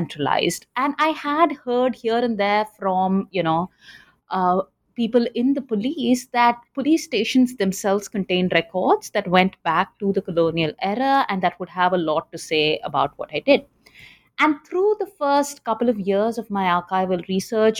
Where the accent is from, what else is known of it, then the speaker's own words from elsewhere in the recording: Chennai, Tamil Nadu, India; moved away as an adult; also born or lived in Delhi; now in United States; I grew up in Chennai. And when I was growing up in the 80s and 90s in Chennai